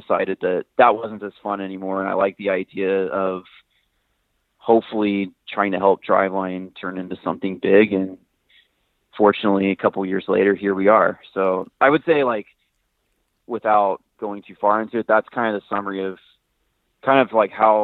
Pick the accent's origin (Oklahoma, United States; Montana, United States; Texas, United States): Texas, United States; moved away as an adult; now in Washington, United States; I'm from Texas